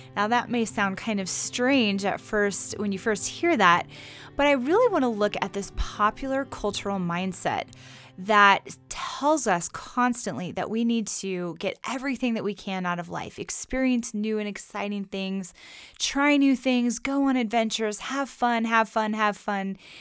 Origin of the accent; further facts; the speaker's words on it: United States; us, as modern American Christians